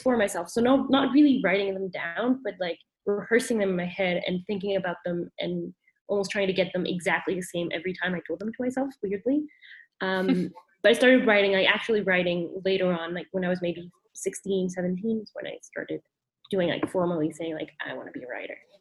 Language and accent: English; Mexico City, Mexico; also born or lived in Vancouver, Canada; I grew up in Mexico City, which is where I am right now.